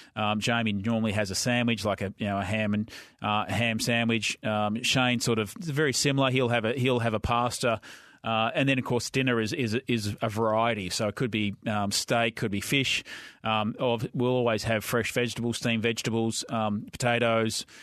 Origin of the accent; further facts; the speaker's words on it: Victoria, Australia; I grew up in Victoria